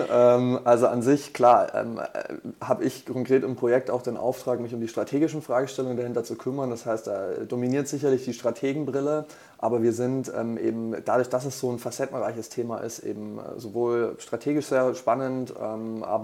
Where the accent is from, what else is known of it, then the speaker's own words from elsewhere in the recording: Bavaria, Germany; now in Hamburg, Germany; Ähm, ich komme ursprünglich aus Franken und äh, bin jetzt seit äh, gut zwei Jahren hier in Hamburg, ähm, Wahlhamburger quasi